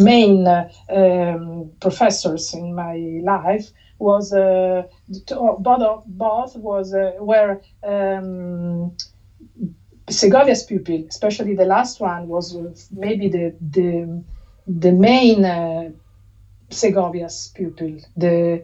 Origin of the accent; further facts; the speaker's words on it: Latina, Lazio, Italy; I grew up in Latina. Latina is very close to Rome